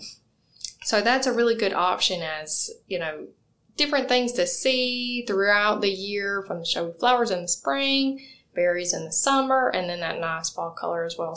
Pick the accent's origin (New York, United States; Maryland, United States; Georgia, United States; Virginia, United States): Georgia, United States; moved away; I'm from Georgia, so I grew up and seeing pecan or pecan trees